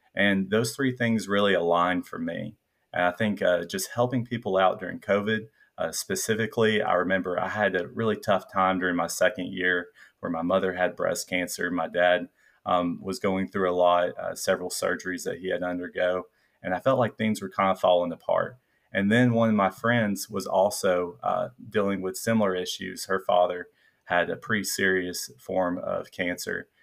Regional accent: Middle Tennessee, United States; accent: Southern, a little bit of a twang; also born or lived in suburb of Nashville; I grew up in Middle Tennessee

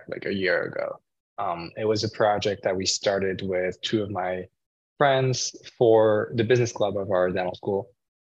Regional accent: Paris, Île-de-France, France; moved away as an adult; now in Arizona, United States; I am originally from France, actually. I was born and raised in Paris, and then I moved to the US when I was 18

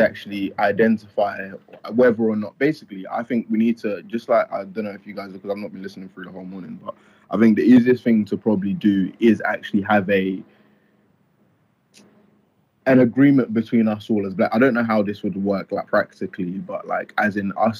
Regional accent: Nigeria; now in United Kingdom; I was born in Nigeria

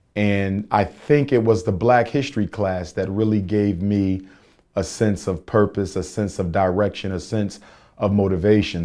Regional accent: Philadelphia, Pennsylvania, United States; North Philadelphia, North Central Philadelphia. Born and raised, still live there.

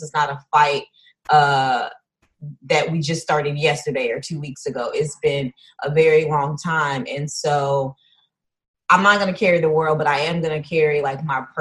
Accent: Houston, Texas, United States; now in Los Angeles, United States; I'm from Houston as well, living at LA Cali Dream

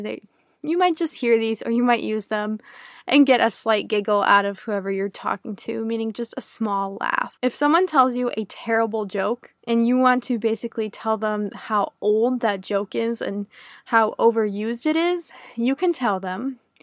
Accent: United States; first language English; a native English speaker from the United States

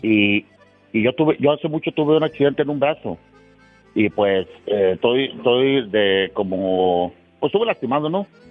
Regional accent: Mexico; moved away; also born or lived in Tamaulipas border area; yo no soy de Guanajuato, era de, de de, pues allá, me, me allá lo que fue por Ciudad Victoria, todo eso, por sí, de Veracruz, por aquel lado

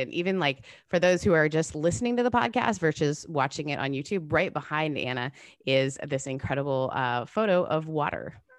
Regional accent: Canada; now in United States; I grew up in Canada

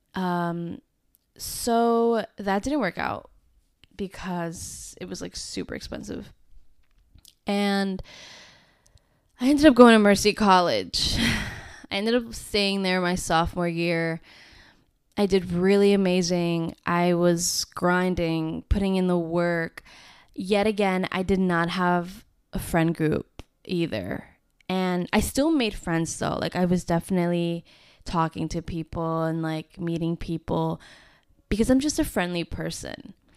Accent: Westchester, New York, United States; moved away as an adult; I'm leaving Westchester. I am not staying here 'cause I really did not wanna stay home.

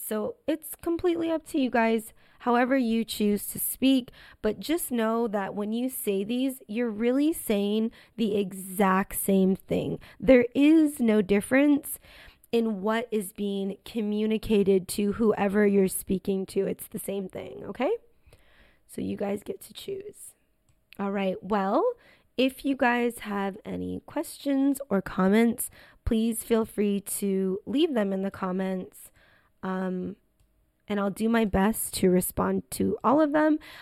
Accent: United States; accent: American English; This is American English, and obviously because I'm American, I say on the weekends

